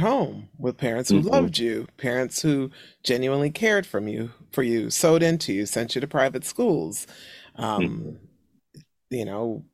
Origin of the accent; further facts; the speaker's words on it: Buffalo, New York, United States; Buffalo, New York, my hometown